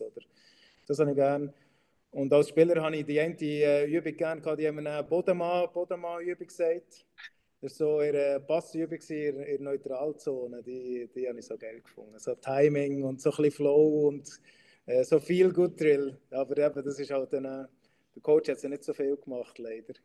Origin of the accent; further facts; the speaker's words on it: Switzerland; ich Schweizer bin